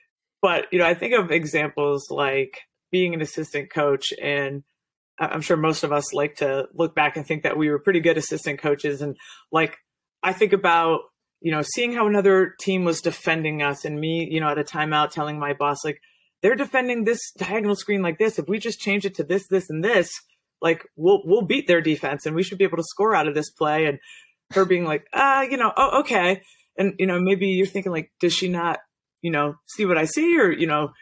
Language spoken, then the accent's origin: English; New England, United States; growing up in New England